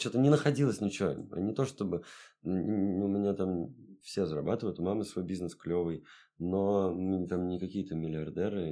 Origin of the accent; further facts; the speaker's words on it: Saint Petersburg, Russia; also born or lived in Europe; Я родился в Ленинграде, жил всю жизнь здесь, не считая там в Европе поучился